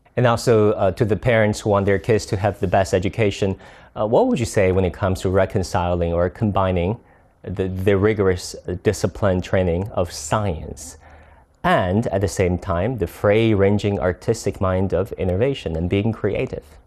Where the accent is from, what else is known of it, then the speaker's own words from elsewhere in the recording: China; back to my home country, China